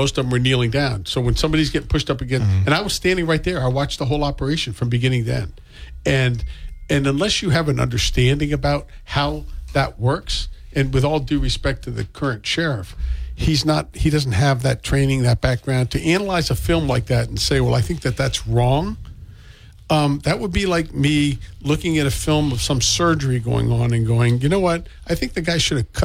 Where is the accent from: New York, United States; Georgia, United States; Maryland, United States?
Maryland, United States; now in Massachusetts, United States; who's not even from here, I'm from Maryland